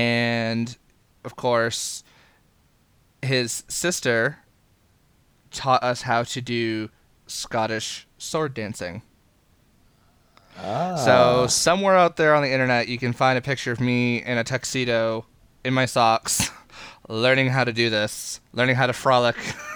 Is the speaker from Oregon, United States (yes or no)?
no; Maine, United States; from Maine, and it's the state bird for the state of Maine, so I know exactly what a chickadee is.